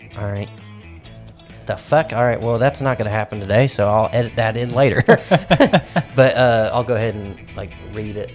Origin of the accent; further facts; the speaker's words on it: Midwest, United States; I'm a Midwesterner